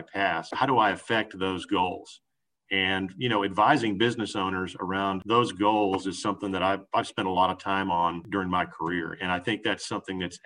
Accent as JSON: {"language": "English", "town": "Houston", "region": "Texas", "country": "United States", "tie": "born or raised there", "also_born_or_lived": "Dallas", "said": "I grew up in Houston."}